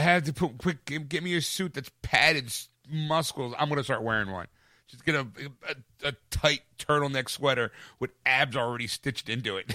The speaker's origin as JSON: {"language": "English", "town": "Philadelphia", "region": "Pennsylvania", "country": "United States", "said": "We're from Philadelphia"}